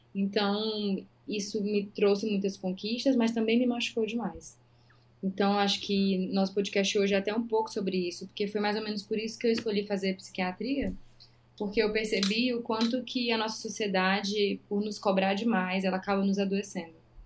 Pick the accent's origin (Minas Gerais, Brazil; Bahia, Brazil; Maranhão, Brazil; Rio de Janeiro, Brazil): Maranhão, Brazil; interior of; moved away as an adult; also born or lived in Belém, Pará; now in São Paulo, Brazil; eu sou do interior do Maranhão